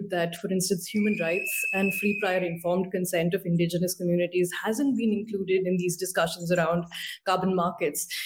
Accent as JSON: {"language": "English", "country": "India", "said": "I'm from India"}